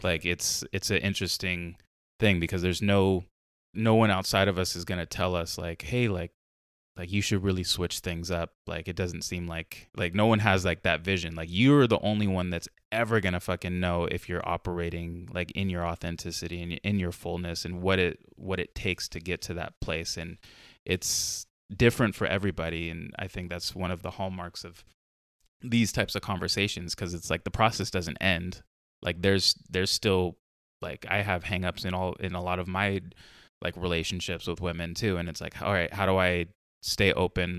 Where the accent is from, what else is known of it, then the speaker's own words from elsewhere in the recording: Carlsbad, California, United States; now in Portland, United States; me and my brother growing up in Carlsbad